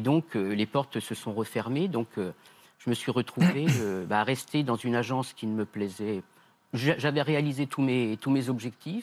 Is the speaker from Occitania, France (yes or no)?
no; Nièvre, Bourgogne-Franche-Comté, France; comme je suis de la Nièvre